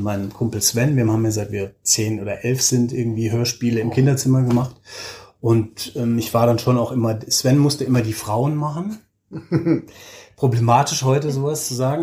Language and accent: German; Germany; moved away as an adult; now in Oslo, Norway; als Deutscher, Deutsche